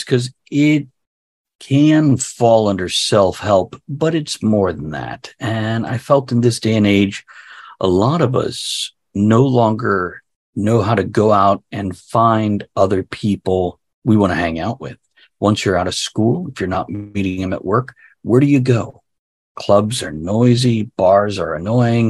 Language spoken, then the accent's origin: English; South Florida, United States; now in Central Virginia, United States; I was born in South Florida